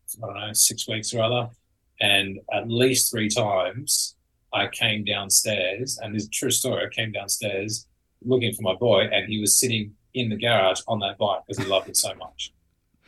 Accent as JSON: {"language": "English", "country": "Australia", "tie": "born or raised there", "moved": "yes", "lives_now": "California, United States", "said": "I grew up in Australia"}